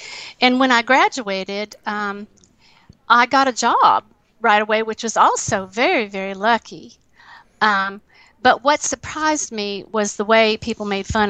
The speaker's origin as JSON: {"language": "English", "region": "Appalachia", "country": "United States", "moved": "as an adult", "lives_now": "Athens, Ohio, United States", "said": "Obviously, I'm Appalachian"}